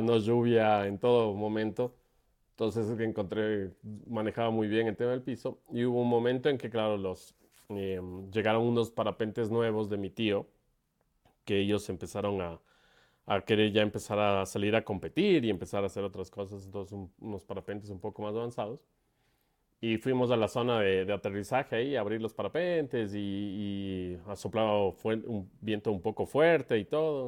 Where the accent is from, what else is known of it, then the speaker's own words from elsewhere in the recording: Quito, Pichincha, Ecuador; Yo soy de Ecuador. Nací en la ciudad de Quito